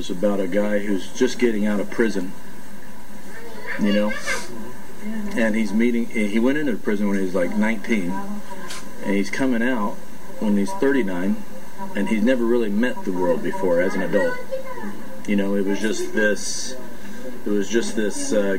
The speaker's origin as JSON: {"language": "English", "town": "Oildale", "region": "California", "country": "United States", "tie": "born or raised there", "said": "I grew up in Oildale, California, which is right outside of Bakersfield."}